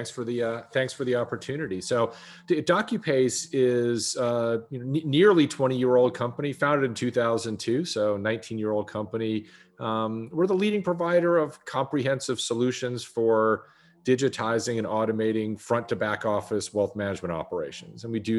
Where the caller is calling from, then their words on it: Dallas, Texas, United States; I'm calling in from Dallas, Texas. So it is gray and 39 here in Dallas, Texas.